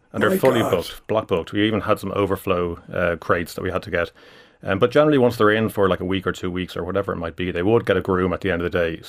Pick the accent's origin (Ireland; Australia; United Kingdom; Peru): Ireland; But over here, we came back. We're Irish citizens.